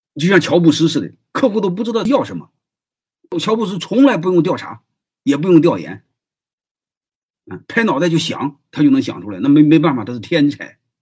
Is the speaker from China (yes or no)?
yes; Henan, China; now in Shandong, China; 我是河南人，总部的人